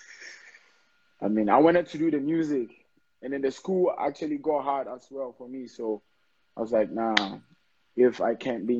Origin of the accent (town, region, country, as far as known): Ghana